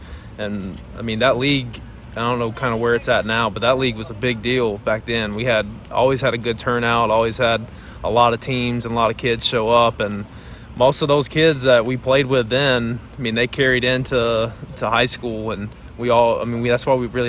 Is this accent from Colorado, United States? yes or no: no; Picayune, Mississippi, United States; growing up in Picayune, I mean, football was obviously a big part of my life.